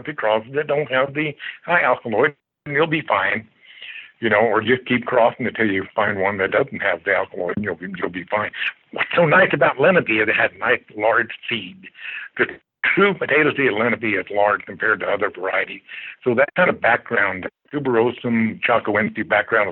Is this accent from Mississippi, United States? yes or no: no; Kansas, United States; also born or lived in Washington State; now in Everett, United States; I'm from the Midwest, from Kansas